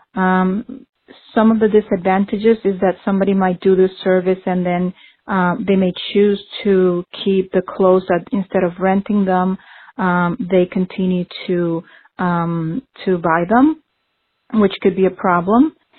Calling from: Stamford, Connecticut, United States; I'm calling from Stamford, Connecticut

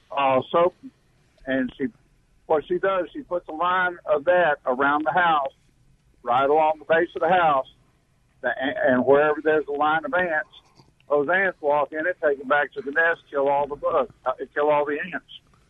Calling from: Beulah, Mississippi, United States; I'm down here in Beulah, Mississippi on Highway 1 headed north.

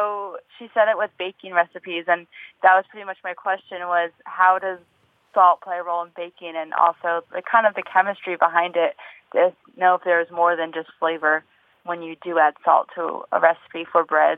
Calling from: Walsall, United States; I'm calling from Walsall, Dakota.

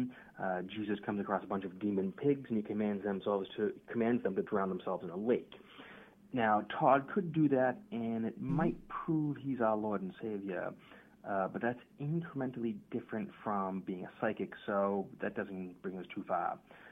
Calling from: Halifax, Nova Scotia, Canada; Hi, Mystic Party. … I'm calling you from Halifax.

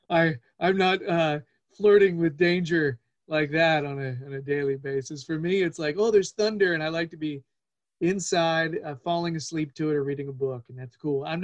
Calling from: Winston-Salem, North Carolina, United States; I'm recorded from Winston-Salem, North Carolina

